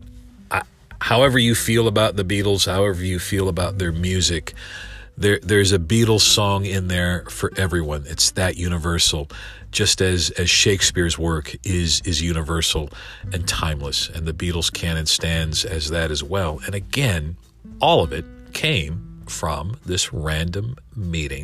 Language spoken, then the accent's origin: English; Winston-Salem, North Carolina, United States; my hometown of Winston-Salem, North Carolina